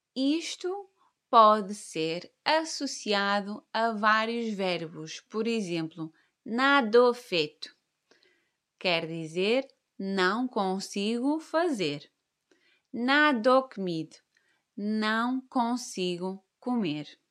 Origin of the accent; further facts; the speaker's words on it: Caldas de São Jorge, Norte, Portugal; moved away as an adult; also born or lived in Porto; now in Algarve, Portugal; Eu nasci no Norte, mais precisamente no Hospital de São João, no Porto. Cresci numa vila que se chama Caldas de São Jorge. E aí vivi até aos meus 22 anos.